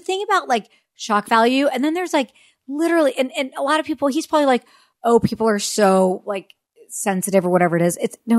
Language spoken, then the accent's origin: English; Orange County, California, United States; I'm from Southern California. I'm not from Los Angeles. I'm from Orange County.